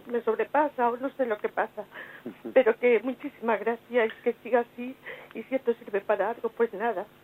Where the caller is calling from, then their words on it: Madrid, Community of Madrid, Spain; soy de Madrid.